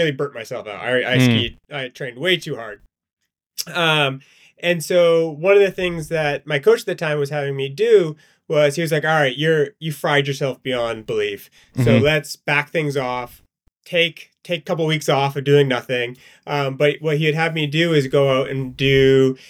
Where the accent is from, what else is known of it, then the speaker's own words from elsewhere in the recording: Maine, United States; moved away as an adult; now in Hanover, United States; I grew up in Maine